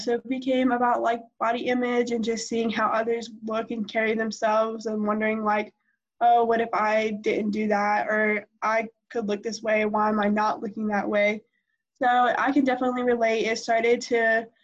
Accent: Virginia, United States; now in Harrisburg, United States; I was born in Virginia, but I currently live right outside of Charlotte in Harrisburg

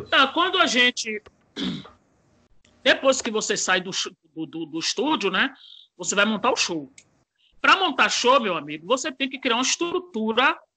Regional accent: Brazil; born there; Eu só nasci no Brasil, mas eu sou descendente de negão mesmo.

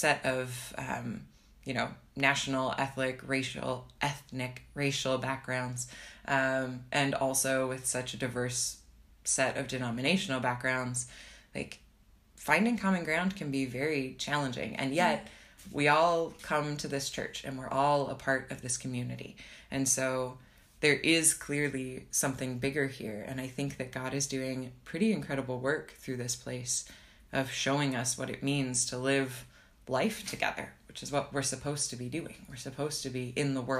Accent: Nebraska, United States; moved away as an adult; also born or lived in Minnesota / Mexico / Philadelphia; now in Berlin, Germany; I'm from Nebraska originally, and then I moved to Minnesota in college

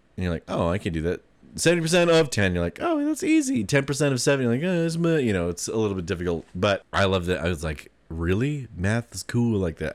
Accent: Taylorsville, Utah, United States; growing up in Taylorsville

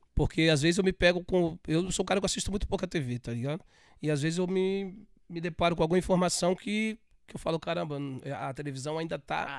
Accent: São Paulo, Brazil; Sou paulista, nasci em São Miguel, paulista

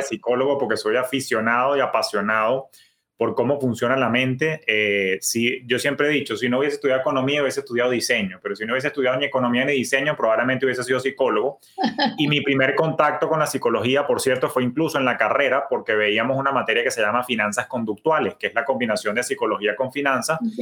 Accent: Venezuela; tú y yo que somos venezolanos

